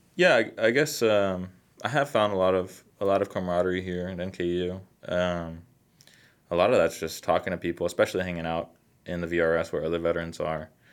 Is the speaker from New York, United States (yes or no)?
no; Texas, United States; moved away as an adult; also born or lived in Colorado; I was in Colorado, but I'm originally from Texas. So we moved back to Texas